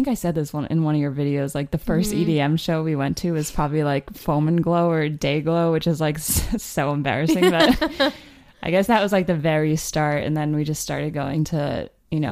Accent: New Jersey, United States; I grew up in New Jersey

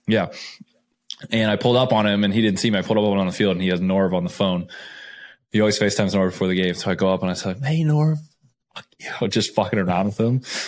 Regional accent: Scottsdale, Arizona, United States; moved away; I am a kid from Scottsdale, Arizona. I grew up there.

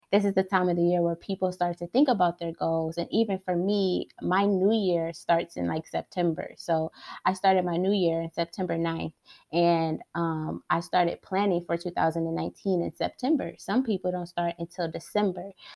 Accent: Detroit, Michigan, United States; I was born and raised in Detroit.

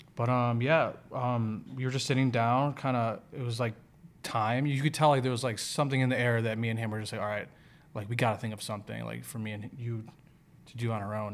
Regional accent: Chicago, Illinois, United States; I'm from Chicago

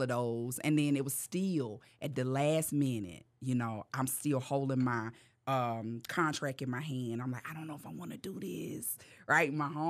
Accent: North Carolina, United States; moved away as an adult; now in Los Angeles, United States; when I moved to L.A., I was smoking cigarettes, right? I was just so nervous. My nerves was bad. I moved from North Carolina, and I'm out here. I don't know nobody.

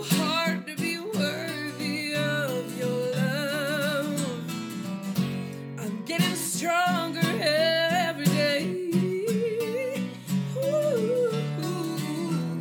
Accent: Grande Prairie, Alberta, Canada; also born or lived in Beaverlodge, Alberta / Edmonton, Alberta; It's outside of Grand Prairie, but I was raised in Grand Prairie. But yeah, born in Beaver Lodge.

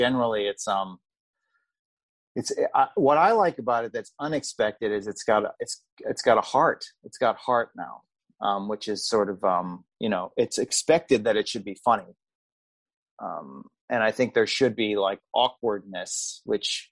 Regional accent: Pennsylvania, United States; I grew up in Pennsylvania, so I'm from about an hour away from there or less

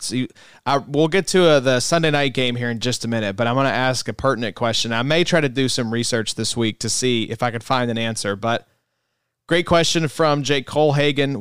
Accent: Kentucky, United States; We're from Kentucky

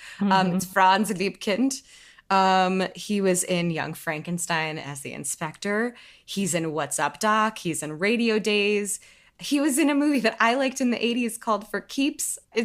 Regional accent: Detroit, Michigan, United States; Hey, I'm from Detroit.

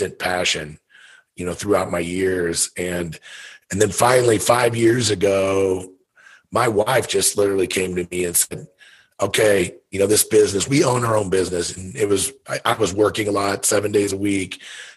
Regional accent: Missouri, United States; I grew up in Missouri, whitetail hunted since I've been 8, 9 years old

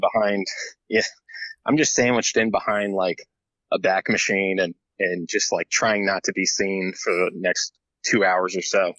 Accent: Tallahassee, Florida, United States; where I grew up in Florida in Tallahassee, uh, I was pretty much in a similar sort of like neighborhood

